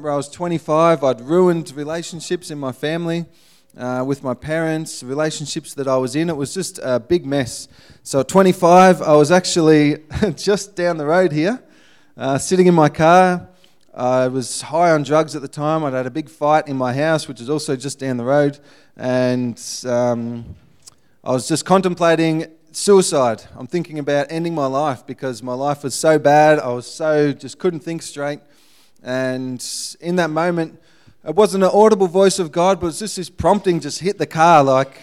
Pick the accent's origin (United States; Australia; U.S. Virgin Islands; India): Australia; Ballarat, Victoria; moved away as an adult; I was pretty much born and bred in Ballarat